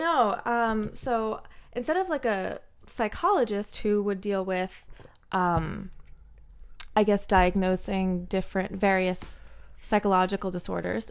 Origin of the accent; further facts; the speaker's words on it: New Jersey, United States; first language English; also born or lived in Bermuda; I grew up kind of in a weird way where, uh, for all intents and purposes, I am from New Jersey.